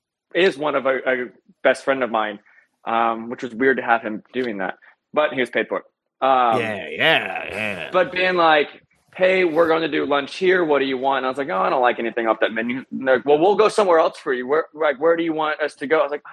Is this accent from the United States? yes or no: yes; Midwest, United States; It took a lot of time to adjusting to that because I'm from the Midwest.